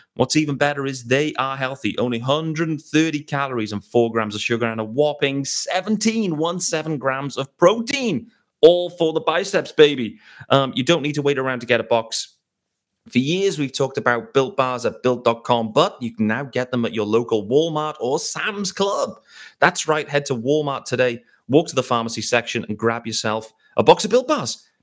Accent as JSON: {"language": "English", "country": "United Kingdom", "said": "as a British guy"}